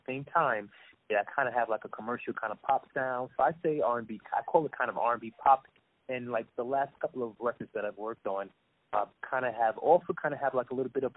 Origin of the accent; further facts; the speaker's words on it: New York City, New York, United States; I'm originally from New York City